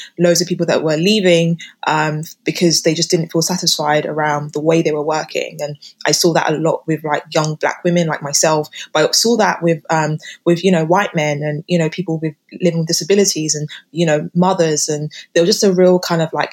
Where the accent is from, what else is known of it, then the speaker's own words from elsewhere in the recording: United Kingdom; living and growing up in Britain